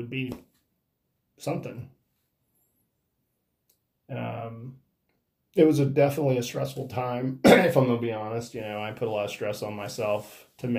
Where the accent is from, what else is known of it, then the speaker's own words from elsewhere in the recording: Corpus Christi, Texas, United States; my hometown of Corpus Christi